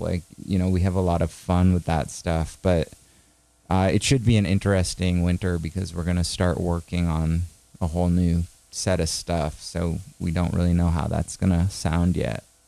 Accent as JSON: {"language": "English", "region": "Maine", "country": "United States", "said": "We're from Maine"}